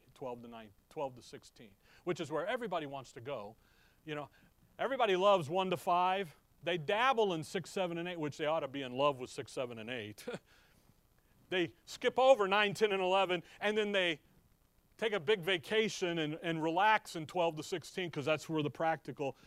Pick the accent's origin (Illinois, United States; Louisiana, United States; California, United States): Illinois, United States; Chicago; growing up in Chicago there at Shorewood